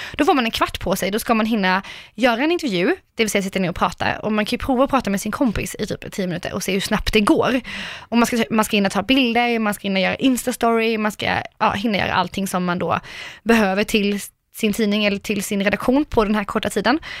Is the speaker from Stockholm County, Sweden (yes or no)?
no; Karlskrona, Blekinge, Sweden; moved away; jag är ju småstadstjej, alltså 110 Jag kommer från Karlskrona.